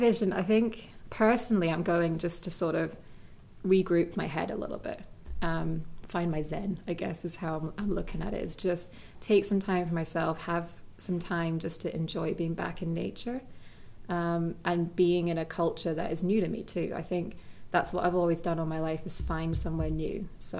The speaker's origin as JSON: {"language": "English", "country": "Saudi Arabia", "tie": "born or raised there", "also_born_or_lived": "Scotland / Italy", "said": "So like growing up in Saudi, it was scuba diving."}